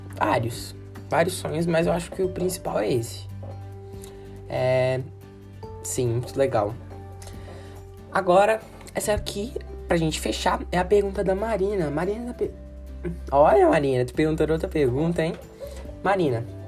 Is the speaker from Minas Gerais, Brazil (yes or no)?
yes; Belo Horizonte, Minas Gerais, Brazil; eu nasci em Minas Gerais